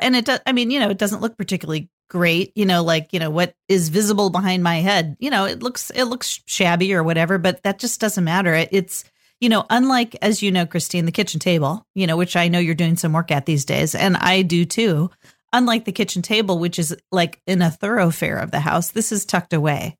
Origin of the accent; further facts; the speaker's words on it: California, United States; now in Portland, United States; I grew up in California and nobody had basements